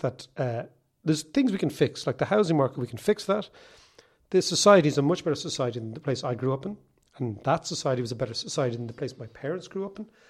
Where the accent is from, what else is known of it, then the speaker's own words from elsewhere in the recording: Monkstown, Leinster, Ireland; When I was a kid growing up in Monkstown